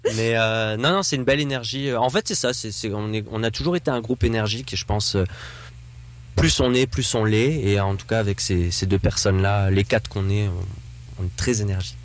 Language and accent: French; north-east France, France; je viens du nord-est de la France